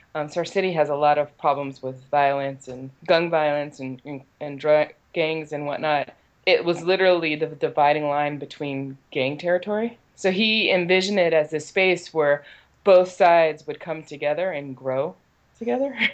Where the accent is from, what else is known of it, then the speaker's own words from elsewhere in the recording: Richmond, California, United States; I grew up here in Richmond. I'm third generation Richmond resident.